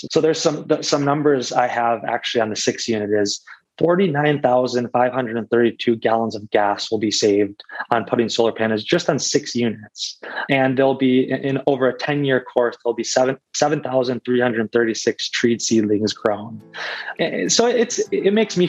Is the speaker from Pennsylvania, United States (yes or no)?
no; Detroit, Michigan, United States; I grew up in Metro Detroit, so we know the area very well.